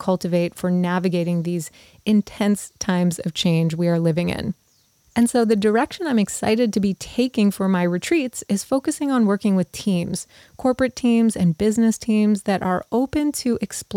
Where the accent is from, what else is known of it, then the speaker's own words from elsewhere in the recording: Montreal, Quebec, Canada; McGill University in Montreal, which also happens to be my hometown